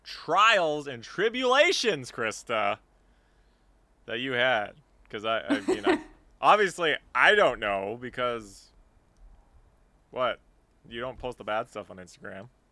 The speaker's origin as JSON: {"language": "English", "country": "Canada"}